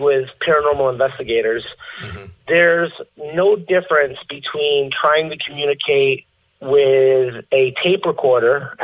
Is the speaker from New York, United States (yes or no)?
no; Connecticut, United States; my home state of Connecticut